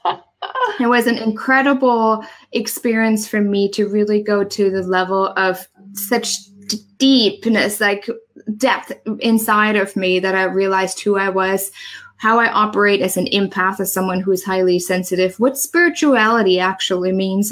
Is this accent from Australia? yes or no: no; Germany; English is a second language; moved away as an adult; now in United States; I'm originally from Germany. I moved here to the US about nine years ago